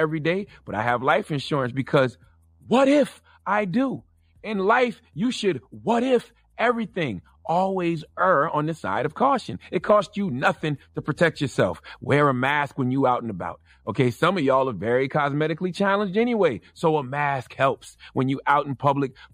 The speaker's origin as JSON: {"language": "English", "country": "United States", "said": "I'm just American"}